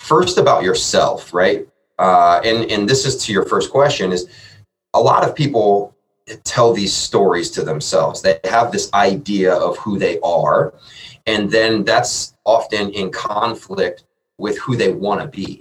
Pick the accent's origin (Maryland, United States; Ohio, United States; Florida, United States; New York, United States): Ohio, United States; Columbus; I am born and raised in Columbus